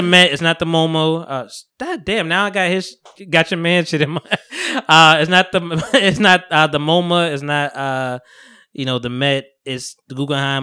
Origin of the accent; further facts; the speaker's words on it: New Jersey, United States; I'm from Jersey, we from Jersey